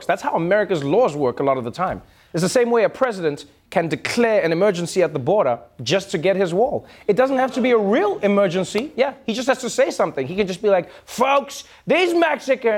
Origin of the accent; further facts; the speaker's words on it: South Africa; As a South African